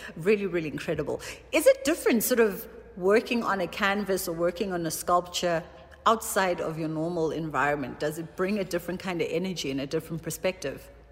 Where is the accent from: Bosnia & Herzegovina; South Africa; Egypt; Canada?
South Africa; as a South African